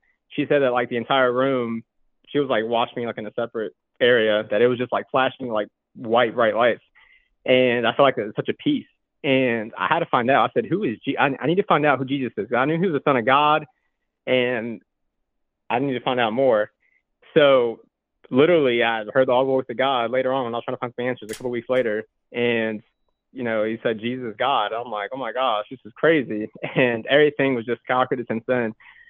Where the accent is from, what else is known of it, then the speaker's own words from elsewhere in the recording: North Carolina, United States; From North Carolina.